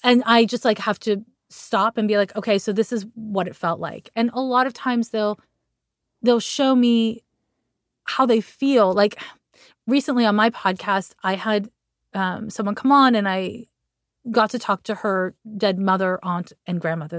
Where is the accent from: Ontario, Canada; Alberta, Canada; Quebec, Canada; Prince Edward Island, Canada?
Quebec, Canada; Montreal; I'm from Montreal, Quebec